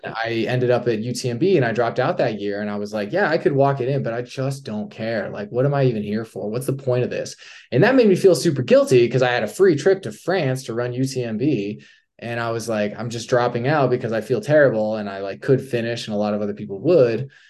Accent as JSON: {"language": "English", "town": "Durango", "region": "Colorado", "country": "United States", "moved": "yes", "lives_now": "Salt Lake City, United States", "said": "I'm from Durango, Colorado, Southwest Colorado"}